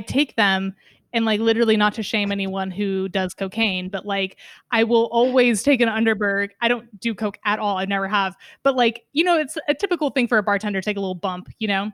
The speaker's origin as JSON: {"language": "English", "region": "West Coast", "country": "United States", "tie": "born or raised there", "said": "as an American living on the West Coast for my entire life"}